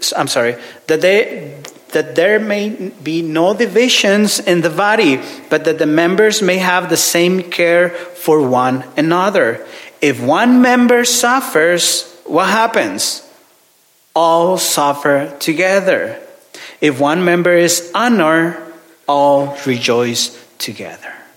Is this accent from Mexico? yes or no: yes; Ciudad Juárez, Chihuahua, Mexico; English is a second language; moved away; I'm from Ciudad Juarez, which is border city with El Paso, Texas.